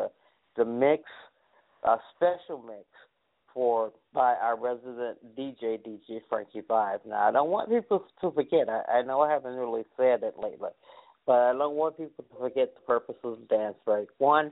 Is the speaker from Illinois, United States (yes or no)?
yes; Chicago, Illinois, United States; I'm from Chicago